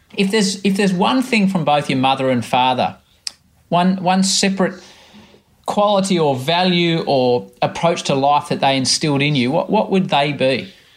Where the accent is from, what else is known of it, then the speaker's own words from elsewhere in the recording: Australia; as an Australian